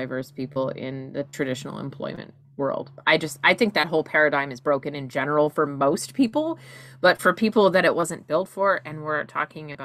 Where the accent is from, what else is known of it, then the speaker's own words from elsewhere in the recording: Canada; As a Canadian